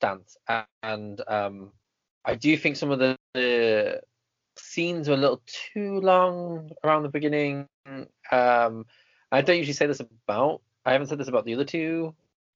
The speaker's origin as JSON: {"language": "English", "region": "England", "country": "United Kingdom", "said": "being English or British, I hate being either of them"}